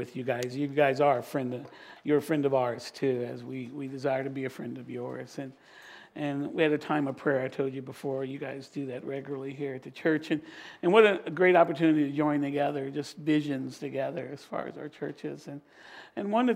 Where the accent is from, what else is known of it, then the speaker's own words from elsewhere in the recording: Virginia Beach, Virginia, United States; I'm just from Virginia Beach